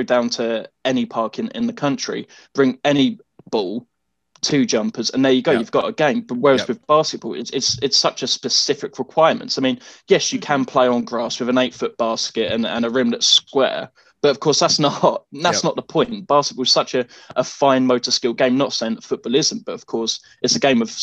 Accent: England, United Kingdom; as a kid growing up in England, as you can imagine, I grew up playing football

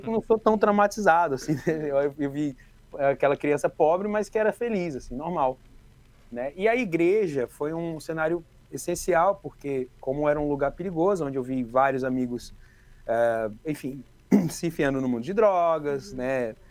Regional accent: Ceilândia, Federal District, Brazil; eu vim da Ceilândia

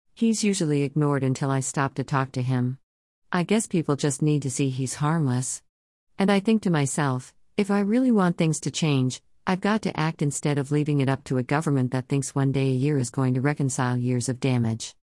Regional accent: Canada; As a Canadian

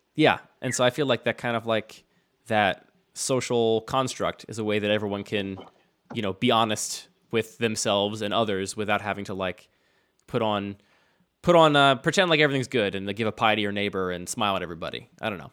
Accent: outside of Philadelphia, Pennsylvania, United States; I grew up outside of Philadelphia

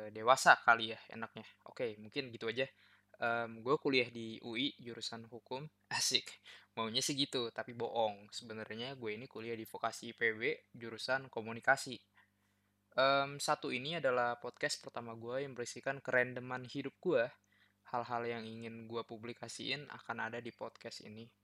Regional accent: Jakarta, Indonesia; born there; gue lahir di Jakarta pada tanggal 2 bulan Mei tahun 2002.

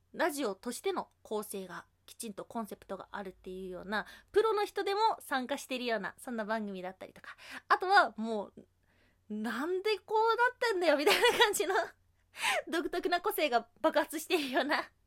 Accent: Hyogo, Japan; accent: Kansai dialect; now in Tokyo, Japan; 兵庫県出身で、今は東京都で働いてるんですけども、やっぱりね、関西弁恋しくなるんですよ。

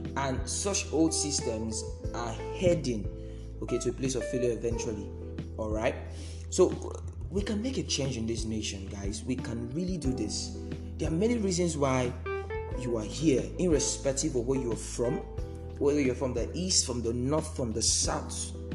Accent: Nigeria; we are in Nigeria and we are from Nigeria

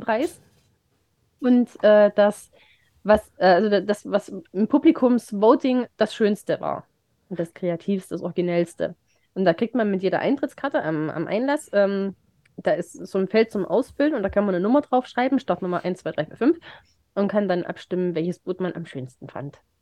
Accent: Remschütz, Thuringia, Germany; die Kirmes in Remschitz. In, in, meiner, in meinem Heimatdorf

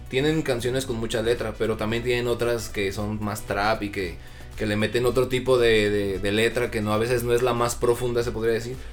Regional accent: Mexico; hay veces que uno lo trata de hacer, pero como buen mexicano nos gusta ir experimentando e ir este sacando mexicanadas nuevas

